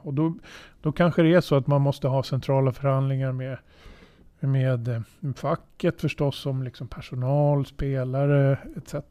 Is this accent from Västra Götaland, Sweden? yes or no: no; Södertälje, Stockholm County, Sweden; född och uppväxt i Södertälje